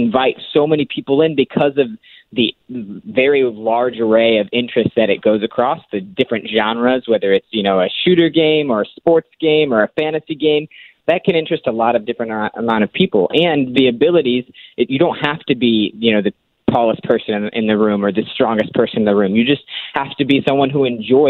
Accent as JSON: {"language": "English", "town": "St. Louis", "region": "Missouri", "country": "United States", "tie": "born or raised there", "said": "born and raised in St. Louis"}